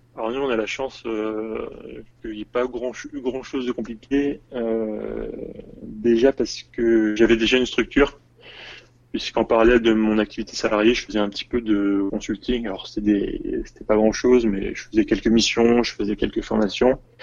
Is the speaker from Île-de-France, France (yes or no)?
no; Tours, Centre-Val de Loire, France; moved away as an adult; also born or lived in Paris; now in Seoul, South Korea; je suis originaire de Tours. Je suis monté à Paris pour les études